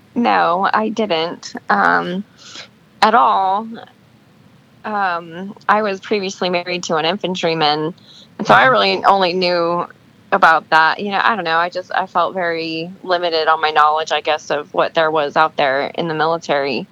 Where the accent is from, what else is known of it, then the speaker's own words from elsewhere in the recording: Alaska, United States; moved away; I grew up in Alaska. My dad was in the military and he was stationed there for a couple of years. And when he got out of the military, he decided that's where he wanted to retire